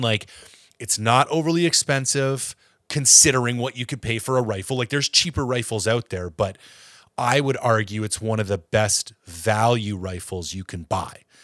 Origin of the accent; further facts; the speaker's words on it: Ontario, Canada; now in British Columbia, Canada; I'm from Ontario